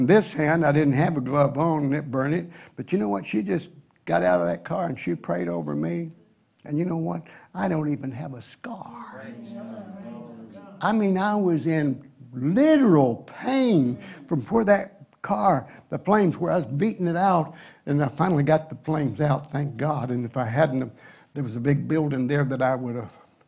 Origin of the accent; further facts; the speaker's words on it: Tennessee, United States; I'm a redneck from Tennessee